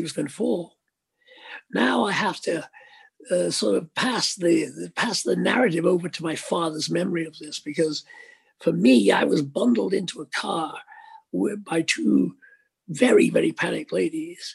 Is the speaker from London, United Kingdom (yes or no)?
no; Liverpool, North West England, United Kingdom; Speke Airport, which is the local airport in Liverpool, my hometown, my home city.